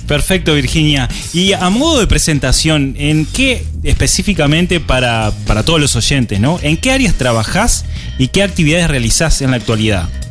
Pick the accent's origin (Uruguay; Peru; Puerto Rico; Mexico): Uruguay; somos los emprendedores uruguayos